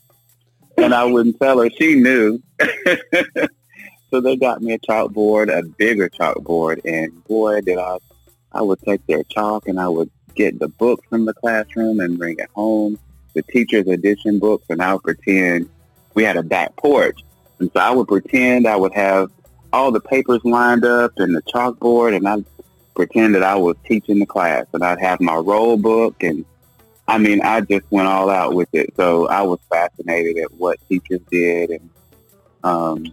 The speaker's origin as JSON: {"language": "English", "area": "Goldston", "region": "North Carolina", "country": "United States", "lives_now": "Siler City, United States", "said": "I am originally from Golston, North Carolina"}